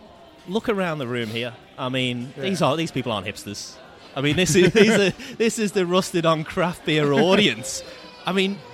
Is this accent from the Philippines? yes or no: no; Birkenhead, North West England, United Kingdom; a music group from my hometown